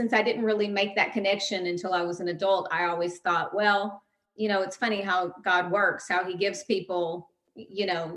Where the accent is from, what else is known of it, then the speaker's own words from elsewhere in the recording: Gallatin, Tennessee, United States; I am from Gallatin, Tennessee. I lived in a lot of little towns in Tennessee